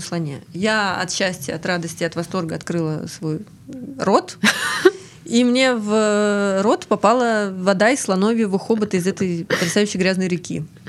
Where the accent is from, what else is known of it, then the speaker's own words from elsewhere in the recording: Ryazan, Ryazan Oblast, Russia; also born or lived in Saint Petersburg; now in Krasnodar, Russia; я выросла в Рязани